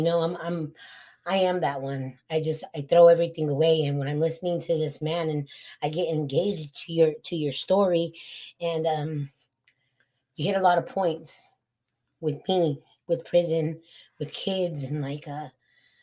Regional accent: Eloy, Arizona, United States; also born or lived in Hemet, California / Casa Grande, Arizona; So at that time, we moved to Eloy, Arizona

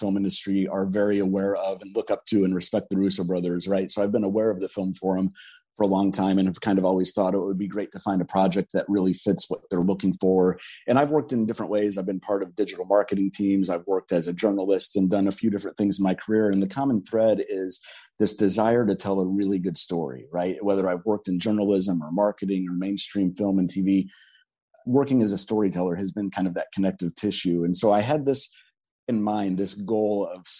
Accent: Springfield, Illinois, United States; moved away as an adult; also born or lived in Chicago / Rome, Italy / Venice, Italy; now in Southern California, United States; I grew up in the Midwest in Central Illinois in Springfield

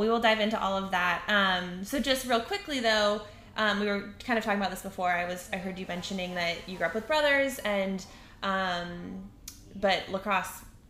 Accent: Idaho, United States; I'm from Idaho.

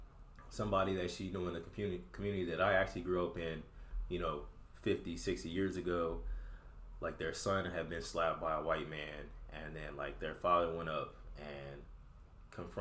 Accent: Eastern Shore of Maryland, United States; moved away as an adult; also born or lived in Washington, D.C.; where I grew up at on the Eastern Shore of Maryland

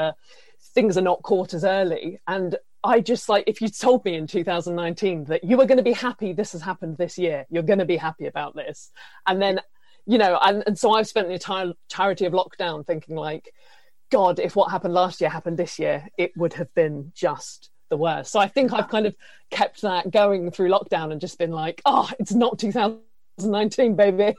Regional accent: Isle of Wight, South East England, United Kingdom; moved away as an adult; now in London, United Kingdom; I'm from the Isle of Wight and I moved to London about four years ago

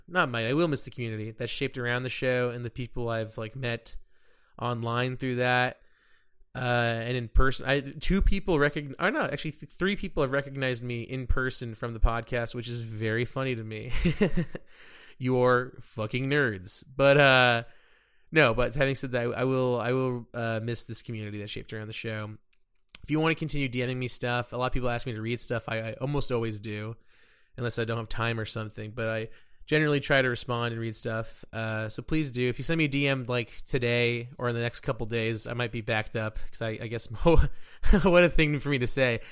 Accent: Dallas, Texas, United States; also born or lived in Plano, Texas; I'm from, uh, Dallas, freaking Texas

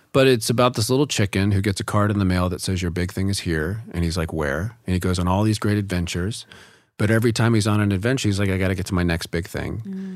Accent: the South, United States; growing up in the South.

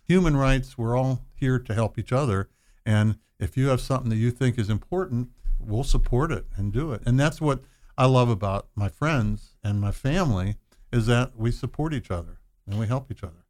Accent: Butler, Pennsylvania, United States; moved away as an adult; also born or lived in Athens, Ohio; now in Dayton, United States; I'm from Butler, Pennsylvania, which is north of Pittsburgh, small town.

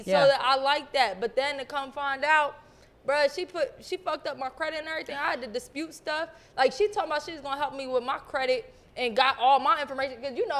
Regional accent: Pennsylvania, United States; I came from Pennsylvania.

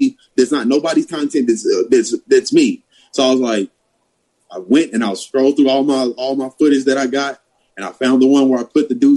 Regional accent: Madisonville, Kentucky, United States; she grew up where I grew up in Madisonville, Kentucky

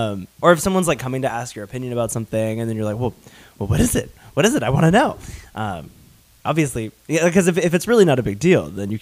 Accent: the South, United States; accent: Southern; I was ashamed of my Southern accent growing up, and I unintentionally kind of got rid of it for a while.

